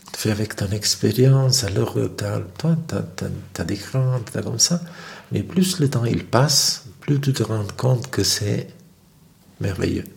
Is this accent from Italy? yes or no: yes; Naples, Campania, Italy; moved away; Moi, je viens de Naples